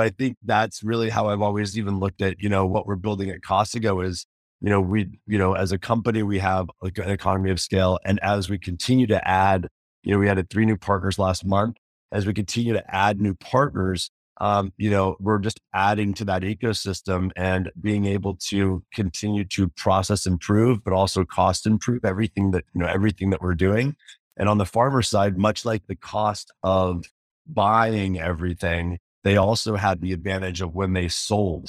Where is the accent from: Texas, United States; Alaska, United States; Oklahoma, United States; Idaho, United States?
Idaho, United States; I grew up in Idaho, I grew up in, you know, Potato Town